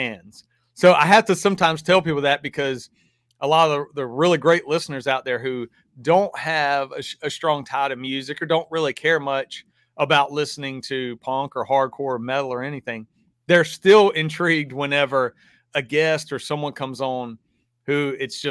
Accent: the South, United States; y'all hear my accent. I grew up in the South

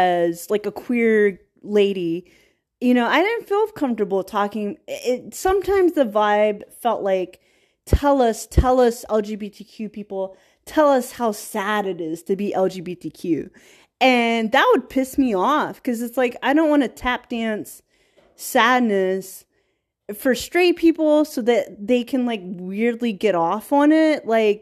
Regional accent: Virginia, United States; And then I grew up around Black culture. I grew up in small town Virginia where it's like 48% African American and like the rest, white people.

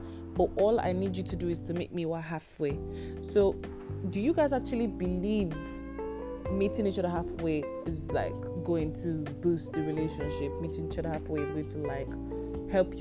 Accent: Nigeria; I am Nigerian

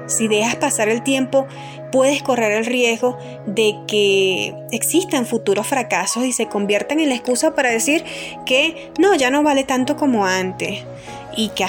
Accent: Churuguara, Falcón, Venezuela; sobre todo de donde vengo, de Churuguar, Estado Falcón, Venezuela, eh, las pérdidas eh, sobre el COVID, ¿no? hemos perdido muchísimas personas valiosas para nuestra ciudad

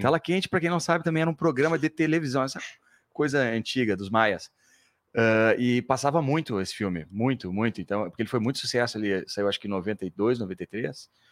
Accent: Porto Alegre, Rio Grande do Sul, Brazil; moved away as an adult; also born or lived in São Paulo; sou de Porto Alegre.

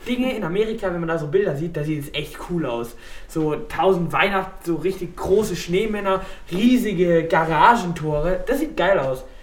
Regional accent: Ladenburg, Baden-Württemberg, Germany; bei uns in Ladenburg

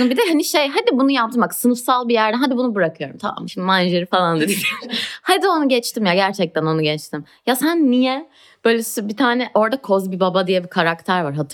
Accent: Istanbul, Turkey; Ya arkadaşlar ben Etiler'de büyüdüm. Bunu diyecek son

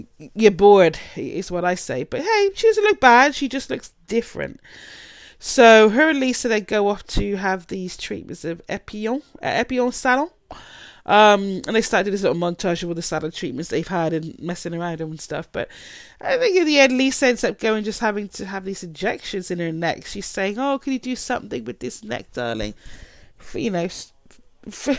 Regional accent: United Kingdom; I'm British

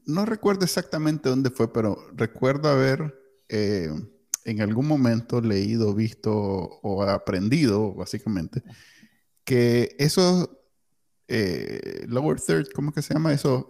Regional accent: Nicaragua; now in United States; nosotros crecimos en Nicaragua

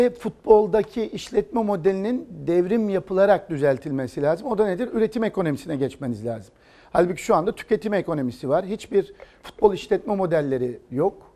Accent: Istanbul, Turkey; Ee, İstanbul'da doğdum, İstanbul'da büyüdüm.

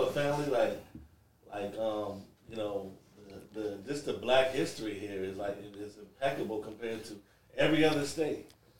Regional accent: Richmond, Virginia, United States; also born or lived in Fayetteville, North Carolina; I'm from Fayetteville, though. I was born in Fayetteville, North Carolina. But I lived most of my life in Richmond, Virginia.

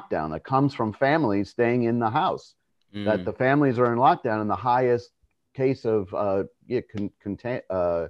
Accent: New York, United States; I was born in New York

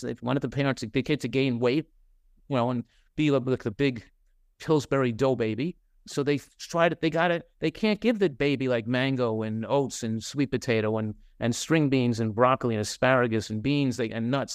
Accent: New Jersey, United States; now in California, United States; in my hometown in New Jersey

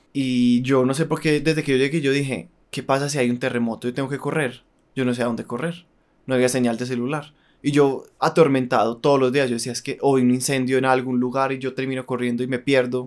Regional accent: Colombia; moved away as an adult; uno como colombiano

